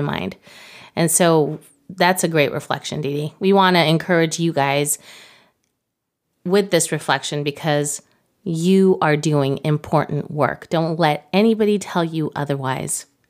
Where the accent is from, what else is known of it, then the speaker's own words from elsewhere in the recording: Mexico City, Mexico; moved away as an adult; now in United States; I'm from Mexico City. I didn't go to high school in the United States